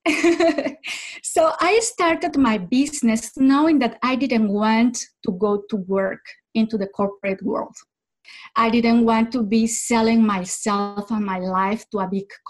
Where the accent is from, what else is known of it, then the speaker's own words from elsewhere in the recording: Mexico; first language Spanish; English is a second language; moved away as an adult; also born or lived in French-speaking Switzerland; now in Switzerland; I am originally from Mexico and I live in the French part of Switzerland